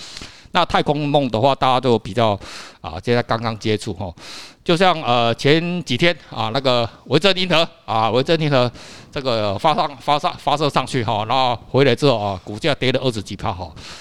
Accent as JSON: {"language": "Chinese", "country": "Taiwan", "said": "你看，这个对我们台湾人来讲，哦，好像他妈的，好像是很很遥远"}